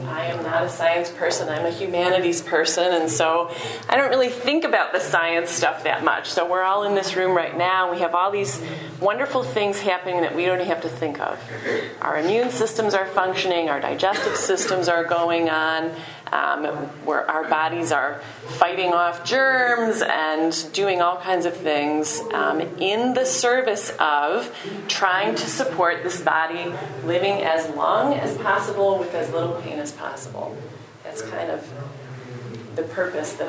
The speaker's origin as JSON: {"language": "English", "town": "Detroit", "region": "Michigan", "country": "United States", "tie": "born or raised there", "said": "I was born in Detroit, and so we were very car-oriented there."}